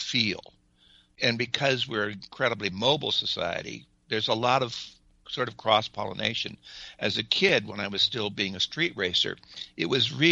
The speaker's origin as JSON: {"language": "English", "town": "Los Angeles", "region": "California", "country": "United States", "tie": "born or raised there", "also_born_or_lived": "South Glendale", "said": "where I really grew up was a place called Toonerville, which is, if you know where the LA River is, they call it Atwater Village now."}